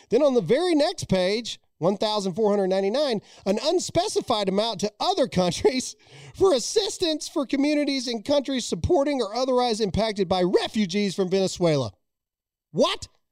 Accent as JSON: {"language": "English", "country": "United States", "said": "I am an American."}